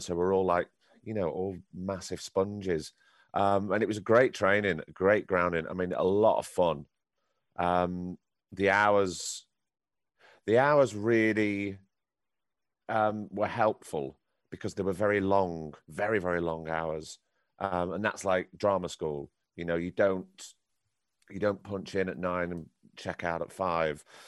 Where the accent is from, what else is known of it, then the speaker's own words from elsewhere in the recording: Blackpool, North West England, United Kingdom; I grew up in Blackpool and in Lancashire.